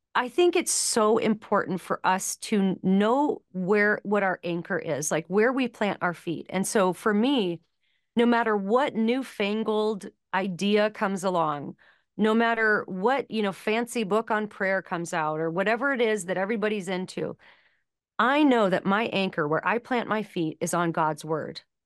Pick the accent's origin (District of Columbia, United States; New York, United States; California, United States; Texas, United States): California, United States; Los Angeles; I grew up in Los Angeles